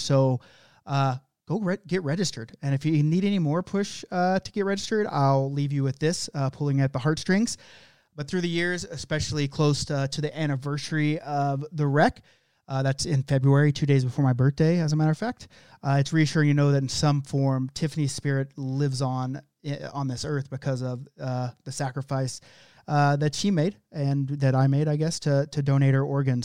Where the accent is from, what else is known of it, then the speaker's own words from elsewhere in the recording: Oklahoma, United States; That's just how I say it, 'cause I'm from Oklahoma.